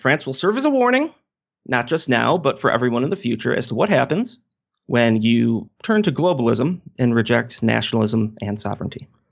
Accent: United States; as an American, as someone who has to deal with the political climate in the United States

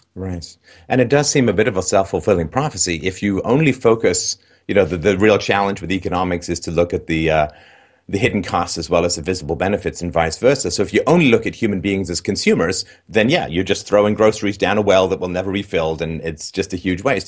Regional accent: England, United Kingdom; I grew up in England

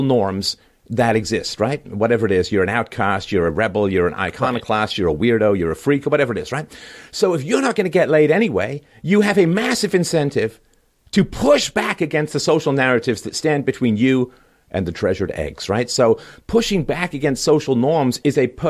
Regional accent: Canada; I'm Canadian

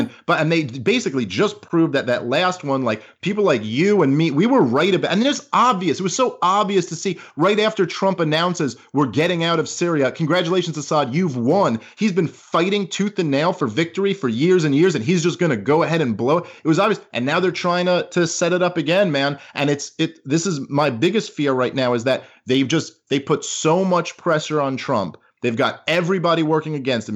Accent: New York, United States; I am a New Yorker

